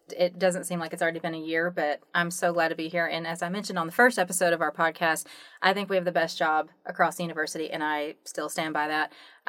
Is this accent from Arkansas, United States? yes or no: yes; Arkansas, United States; moved away as an adult; also born or lived in Atlanta / Bentonville; now in Salt Lake City, United States; I do have a bit of an accent. Born and raised in Arkansas, lived in Atlanta for a while, a couple years there. Then I came out to Salt Lake City, a couple years. Back to Northwest Arkansas, Bentonville.